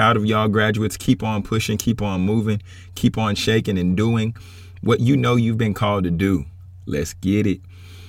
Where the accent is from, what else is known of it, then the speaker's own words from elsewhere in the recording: Baton Rouge, Louisiana, United States; also born or lived in Atlanta / Texas; now in Dallas, United States; But y'all, I grew up in Baton Rouge. Bounced around a little bit from Atlanta to Texas, from Texas back to Atlanta.